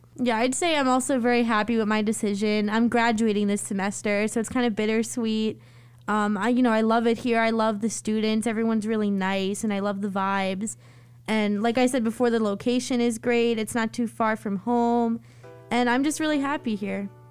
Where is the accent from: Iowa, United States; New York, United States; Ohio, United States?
New York, United States; Long Island; I'm from Long Island